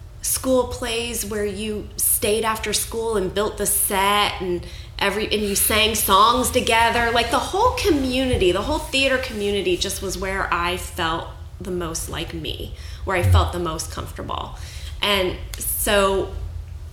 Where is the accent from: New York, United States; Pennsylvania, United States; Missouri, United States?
Missouri, United States; St. Louis; also born or lived in Fort Wayne, Indiana; I grew up in St. Louis, Missouri. I was born in Fort Wayne, Indiana, but we moved away when I was about two. And I grew up, was raised in St. Louis, Missouri.